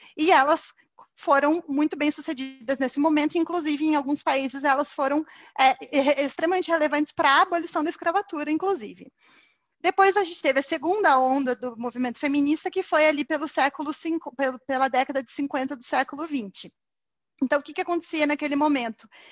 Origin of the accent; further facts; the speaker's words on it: Curitiba, Paraná, Brazil; moved away as an adult; now in São Paulo, Brazil; Eu sou curitibana, mas moro em São Paulo